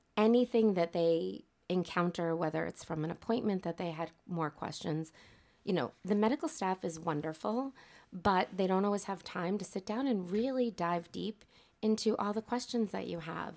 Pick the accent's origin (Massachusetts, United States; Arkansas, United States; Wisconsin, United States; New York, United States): Massachusetts, United States; North Andover; here in North Andover, which is my hometown